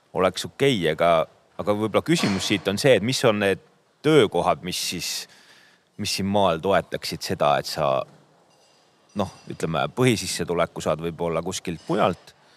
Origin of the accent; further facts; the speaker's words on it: Põlva County, Estonia; mina olen sealt Põlvamaalt